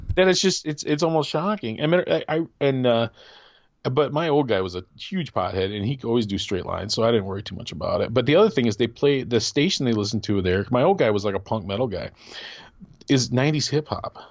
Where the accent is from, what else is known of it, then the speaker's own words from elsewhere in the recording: Wisconsin, United States; moved away; also born or lived in Michigan; my friend and I Casey, who I grew up in Wisconsin